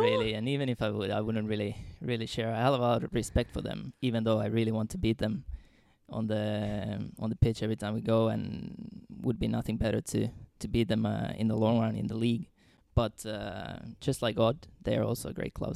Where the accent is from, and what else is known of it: Finland; moved away as an adult; also born or lived in Trondheim, Norway / Dundee, Scotland; now in Skien, Norway